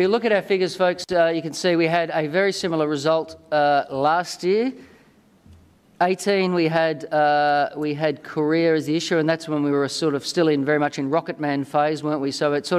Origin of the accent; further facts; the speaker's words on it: Australia; now in Washington, United States; From my accent, I'm not from the Commonwealth of Virginia, but from the Commonwealth, specifically the Commonwealth of Australia.